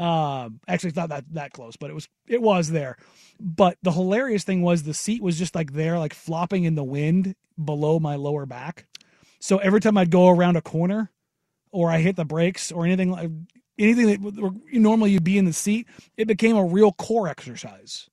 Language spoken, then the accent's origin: English; Glencoe, Oregon, United States; growing up on the Glencoe side of things